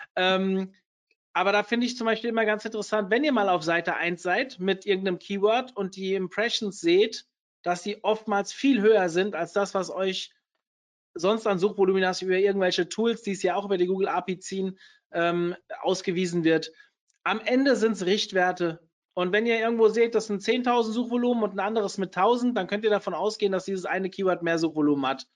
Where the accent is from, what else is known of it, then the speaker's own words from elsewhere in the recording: Hesse, Germany; ich bin Hesse